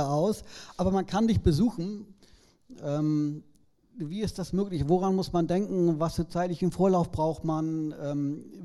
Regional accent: Germany; man kann da auch als Deutscher hinkommen. Äh, ist nur ein bisschen schwieriger.

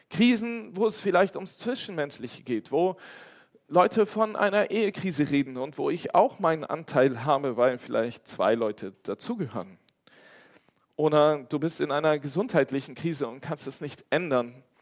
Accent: Cologne, North Rhine-Westphalia, Germany; now in Westerwald, Germany; Ich bin extra von Köln in den Westerwald gezogen und habe meine Heimat verlassen, damit ich diesen Bus fahren kann

